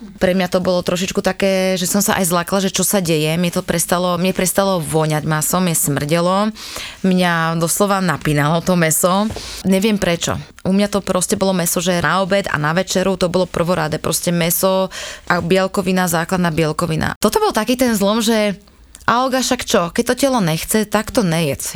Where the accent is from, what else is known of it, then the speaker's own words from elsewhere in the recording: Malacky, Bratislava Region, Slovakia; u nás v Malackách